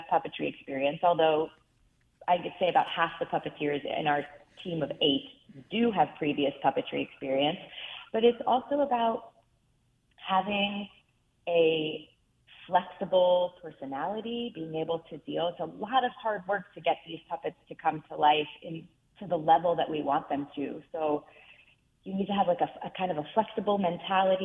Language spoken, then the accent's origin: English; Reisterstown, Maryland, United States; I was lucky enough to grow up in Reisterstown, Maryland, which is outside of Baltimore City